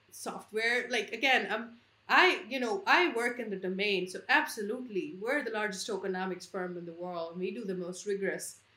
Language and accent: English; India; I'm born and raised in India.